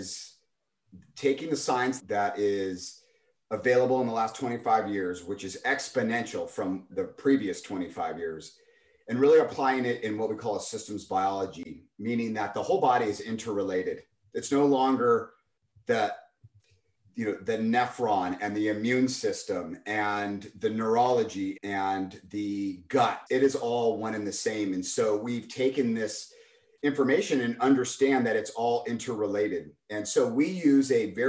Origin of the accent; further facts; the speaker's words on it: Los Altos, California, United States; also born or lived in San Luis Obispo / San Diego / Napa; I grew up on the peninsula in Los Altos and lived there until I graduated high school